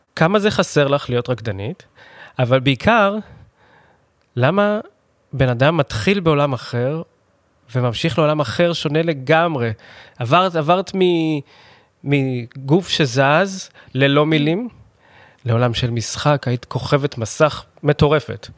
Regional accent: Holon, Tel Aviv District, Israel; שנינו גדלנו בחולון, גרנו בחולון

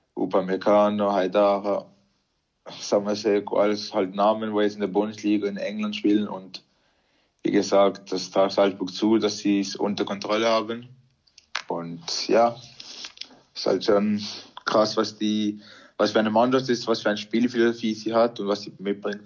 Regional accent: Arisdorf, Basel-Landschaft, Switzerland; wir sind alle in der Schweiz geboren und sind ganz normal in der Schweiz aufgewachsen.

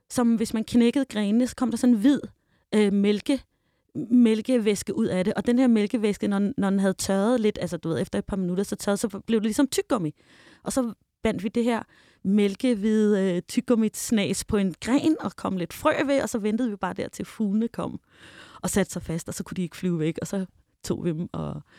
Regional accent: Denmark; jeg kommer fra Danmark

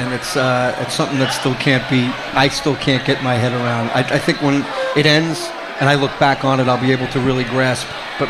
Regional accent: Long Island, New York, United States; Rocky Point, Long Island, right by my hometown

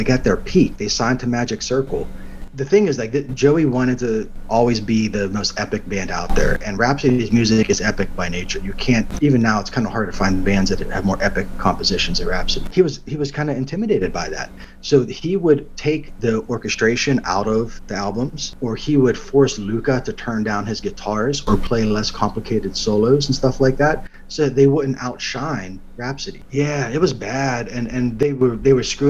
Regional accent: Baden, Pennsylvania, United States; moved away as an adult; also born or lived in California / Utah / North Carolina; now in Tennessee, United States; The town I grew up outside of Pittsburgh was called Baden

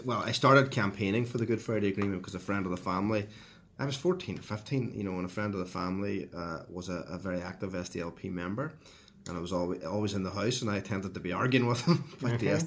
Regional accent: Derry, Northern Ireland, United Kingdom; So Derry is a very interesting place to grow up. I remember going to school in St. Colum's College

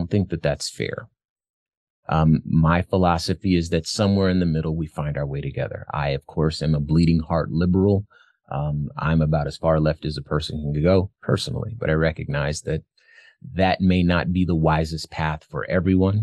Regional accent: Arizona, United States; my home state of Arizona

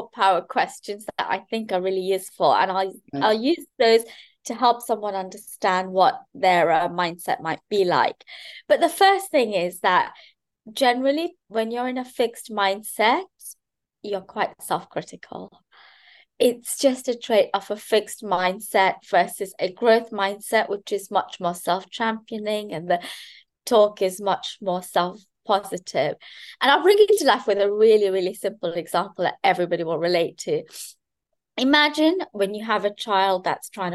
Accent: Kenya; I grew up in Kenya, and I grew up in a joint family.

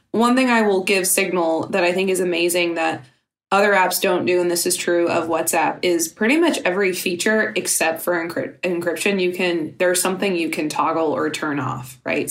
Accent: Louisiana, United States; I'm from Louisiana. I live half the year there.

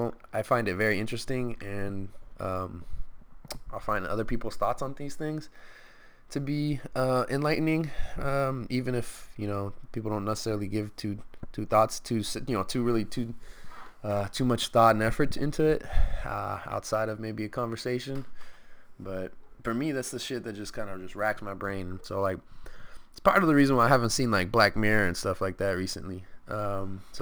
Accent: Stockton, California, United States; We're all from Stockton

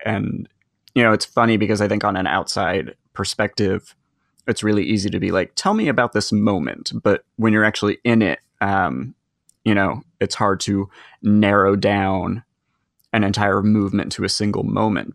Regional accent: West Coast, United States; I grew up on the West Coast. I grew up in very liberal cities and suburbs.

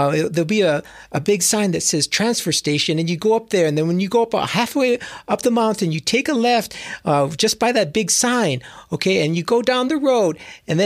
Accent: Hawaii, United States; I actually grew up in Hawaii

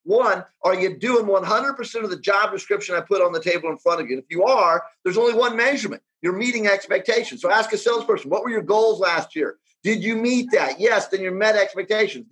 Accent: United States; I grew up in the United States

